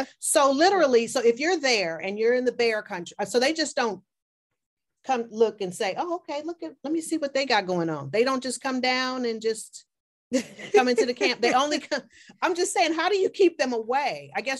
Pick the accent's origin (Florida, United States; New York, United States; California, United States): California, United States; I'm from California, and and I mean, in my neighborhood where I grew up, I mean, it's not uncommon to see what is it? Not a cougar, but you know, some type of large cat, you know, roaming.